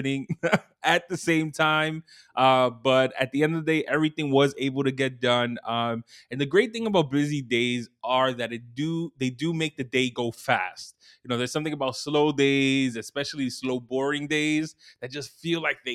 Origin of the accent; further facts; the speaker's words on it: New York City, New York, United States; I'm from Brooklyn, so I'll rep like 718.